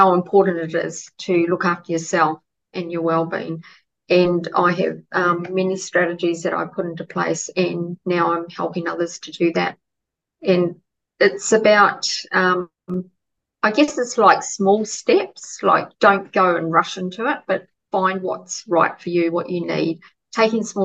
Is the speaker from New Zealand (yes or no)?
yes; New Zealand; now in Australia; I'm originally from New Zealand, but lived in Australia for a long time